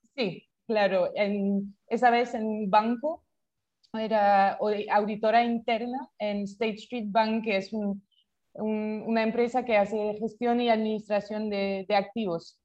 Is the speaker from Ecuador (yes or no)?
no; France; Spanish is a second language; moved away as an adult; also born or lived in Paris / London / Bogotá; yo soy francesa, nací en Francia y hice todos mis estudios en, Francia